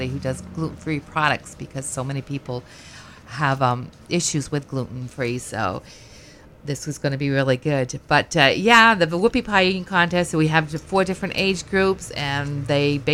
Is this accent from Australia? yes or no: no; United Kingdom; moved away; I'm a Brit girl myself